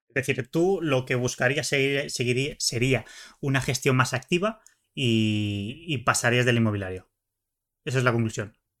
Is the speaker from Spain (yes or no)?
yes; Barcelona, Catalonia, Spain; yo soy de Barcelona